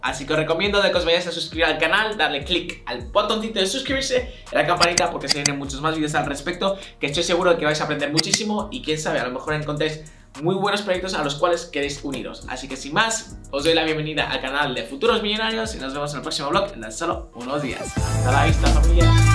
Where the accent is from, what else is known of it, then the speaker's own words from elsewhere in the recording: Barcelona, Catalonia, Spain; soy de Barcelona